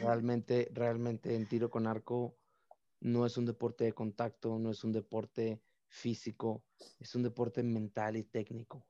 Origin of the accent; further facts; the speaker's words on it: Tijuana, Baja California, Mexico; also born or lived in Mexicali; al final de cuentas también soy de Tijuana